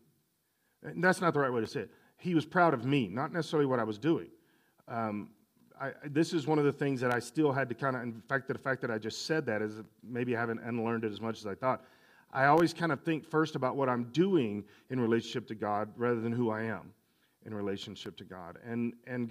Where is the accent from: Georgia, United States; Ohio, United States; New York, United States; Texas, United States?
Texas, United States; El Paso; I grew up in El Paso area